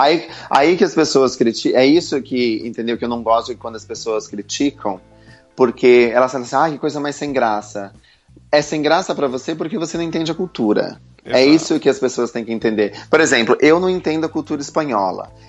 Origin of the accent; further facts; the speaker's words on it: Santa Catarina, Brazil; moved away as an adult; now in London, United Kingdom; eu sou de Santa Catarina, eu mudei para Londres aos 21 anos